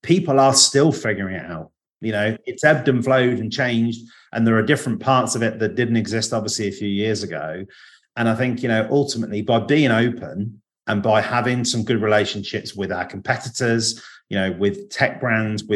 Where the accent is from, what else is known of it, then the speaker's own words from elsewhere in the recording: Alcester, near Stratford-upon-Avon, West Midlands, United Kingdom; we are in a place called Ulster, which is not far from Stratford-upon-Avon